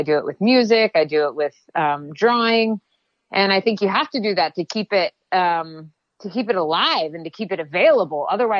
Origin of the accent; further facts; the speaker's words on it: the South, United States; I'm a Southerner, I grew up in the South